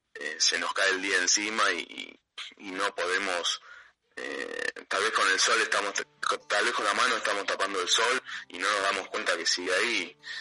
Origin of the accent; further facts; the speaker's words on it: Avellaneda, Buenos Aires Province, Argentina; soy un, chico que nació en, un barrio de, Argentina que se llama Avellaneda